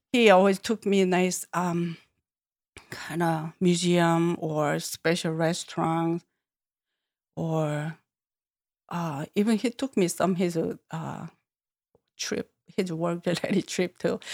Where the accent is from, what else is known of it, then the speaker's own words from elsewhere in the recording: Seoul, South Korea; English is a second language; moved away; Born in Seoul, born and grown up and lived there all my life in city